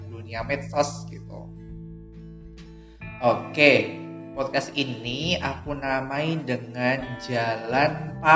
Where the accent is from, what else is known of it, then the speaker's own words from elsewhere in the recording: Banyuwangi, East Java, Indonesia; now in Yogyakarta, Indonesia; Kalau asli aku sendiri itu berasal dari Banyuwangi. Ada tahu Banyuwangi nggak?